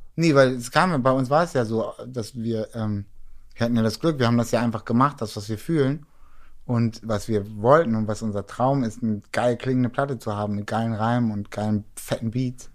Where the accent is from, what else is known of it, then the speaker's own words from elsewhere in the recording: Hamburg, Germany; moved away as an adult; now in Berlin, Germany; als Hamburger